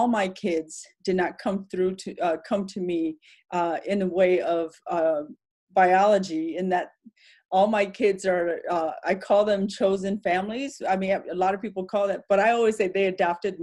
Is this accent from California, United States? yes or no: no; Madison, Wisconsin, United States; also born or lived in Laos / Thailand / Philadelphia; as a refugee kid growing up in Madison